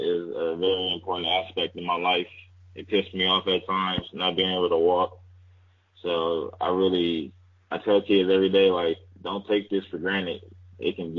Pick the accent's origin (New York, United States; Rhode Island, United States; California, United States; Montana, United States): California, United States; Fresno; moved away as an adult; I'm a kid from Fresno